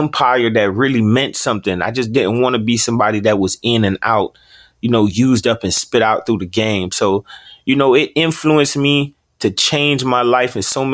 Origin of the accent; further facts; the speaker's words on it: Opa-locka, Florida, United States; also born or lived in Fort Lauderdale, Florida; I was actually born in Fort Lauderdale, Florida, but I was raised in Opa-locka, Florida. That's also in Miami.